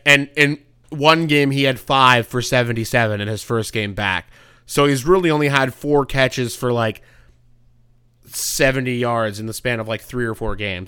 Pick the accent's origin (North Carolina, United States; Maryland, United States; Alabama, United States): North Carolina, United States; my home state of Carolina, N-, North Carolina